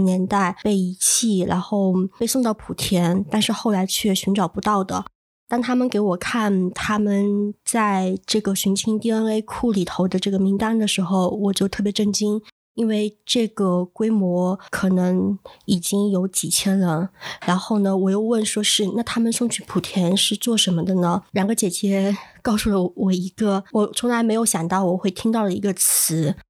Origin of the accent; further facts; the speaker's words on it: Changle, Fujian, China; moved away as an adult; 我是来自福建长乐的一个非虚构写作者。